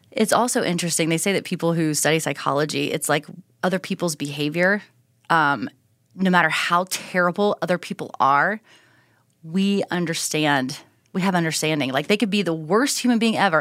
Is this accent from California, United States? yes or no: no; Southern Ohio, United States; moved away as an adult; also born or lived in Minneapolis / Dallas / Houston; now in Hidden Springs, Idaho, United States; growing up in Southern Ohio, right on the border of Kentucky